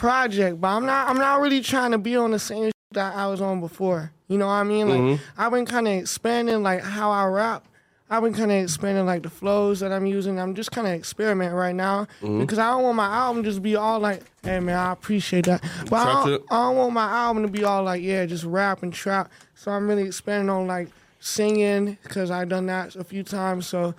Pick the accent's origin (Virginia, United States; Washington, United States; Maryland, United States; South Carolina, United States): South Carolina, United States; South Carolina. I'm only like 20 minutes from Charlotte.